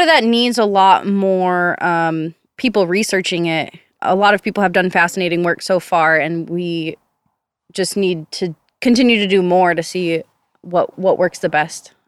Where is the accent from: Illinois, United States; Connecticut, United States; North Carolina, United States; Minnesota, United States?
Minnesota, United States; Minneapolis; now in Central Texas, United States; I grew up in Minneapolis, Minnesota.